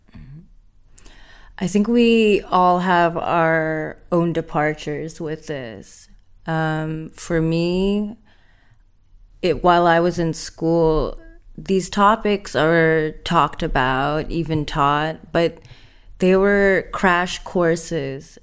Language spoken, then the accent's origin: English; Indonesia; moved away as an adult; now in Rotterdam, Netherlands; I'm from Indonesia and I studied in Rotterdam for four years